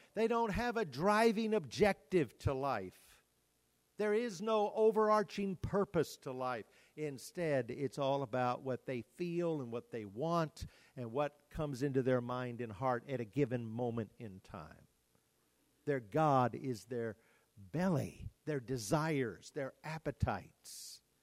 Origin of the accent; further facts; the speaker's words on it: United States; as Americans, we, we are so blessed to live in the United States